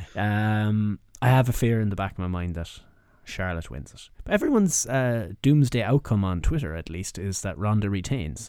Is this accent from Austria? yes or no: no; Ireland; as Irish people